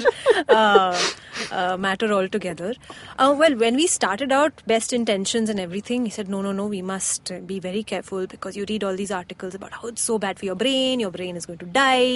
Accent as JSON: {"language": "English", "country": "Oman", "tie": "born or raised there", "said": "I grew up in Oman where I used to watch like Arabic football anime type cartoons"}